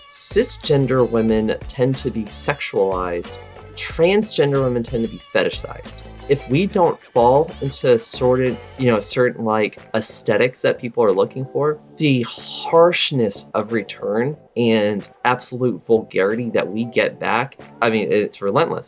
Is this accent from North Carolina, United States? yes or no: yes; North Carolina, United States; I'm from North Carolina